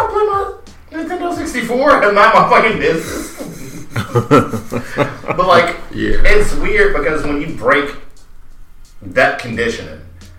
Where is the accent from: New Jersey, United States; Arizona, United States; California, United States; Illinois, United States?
Illinois, United States; Chicago; I'm from North Lawndale.